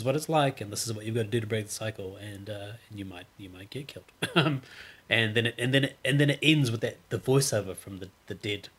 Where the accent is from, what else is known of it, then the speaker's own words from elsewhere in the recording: Fiji; now in New Zealand; I was born in Fiji